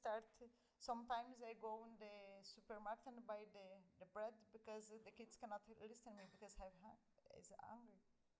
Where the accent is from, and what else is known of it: Brazil; English is a second language; moved away as an adult